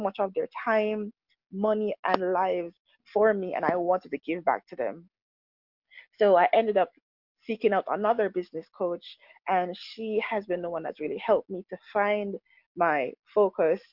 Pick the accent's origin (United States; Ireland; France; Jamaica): Jamaica; when I was growing up, we grew up in Jamaica